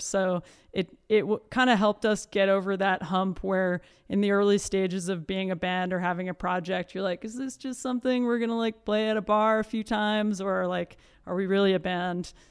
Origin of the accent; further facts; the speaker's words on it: Iowa City, Iowa, United States; born and raised in Iowa City, Iowa